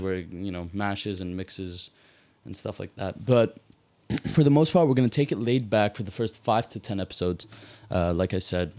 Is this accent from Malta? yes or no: yes; Malta; I'm from Malta